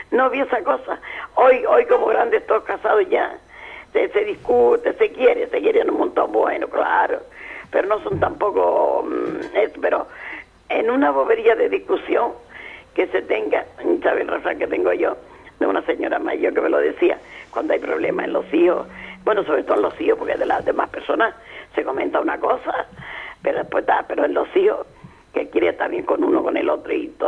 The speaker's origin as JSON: {"language": "Spanish", "region": "Canary Islands", "country": "Spain", "said": "La palabra de aquí, nosotros también pachorra."}